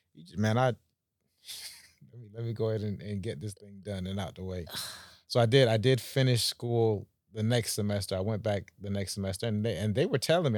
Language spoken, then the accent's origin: English; Jamaica; now in Palm Beach, United States; I'm from the Caribbean, so oh, okay, uh, Jamaica